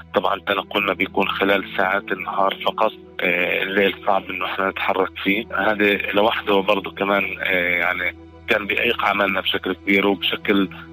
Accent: Gaza, Gaza Strip, Palestine; وكمواطن فلسطيني كمان ان انا انقل صوره ايش اللي بيصير عندنا في غزه للعالم

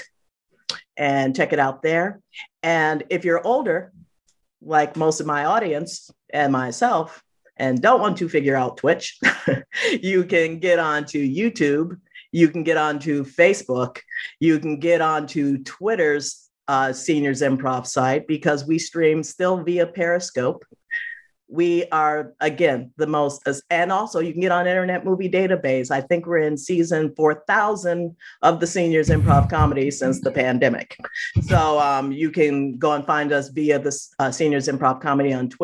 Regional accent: Chicago, Illinois, United States; moved away; I'm from Chicago

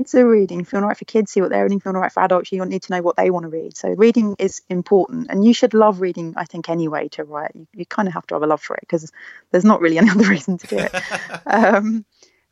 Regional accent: London, United Kingdom; I was from East London.

